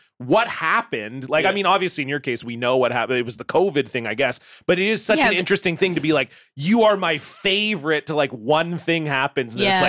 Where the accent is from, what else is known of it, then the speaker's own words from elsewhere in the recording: Ontario, Canada; when I grew up in Ontario, there was a place that had like a slot car racing track.